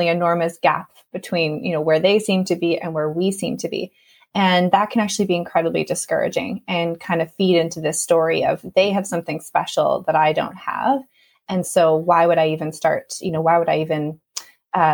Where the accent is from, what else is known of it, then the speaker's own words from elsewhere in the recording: Canada; moved away as an adult; now in Ireland; I am originally from Canada, but I've been living in Ireland for the past 3 years